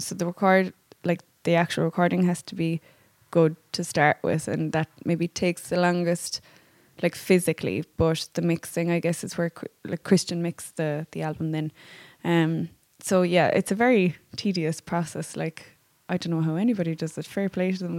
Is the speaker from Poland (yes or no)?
no; Bantry, Munster, Ireland; we're both from Bantry